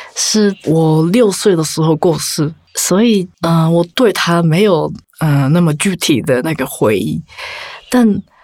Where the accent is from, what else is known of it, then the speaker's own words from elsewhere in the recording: Japan; Chinese is a second language; 我家族是，我是在，在 日本出生的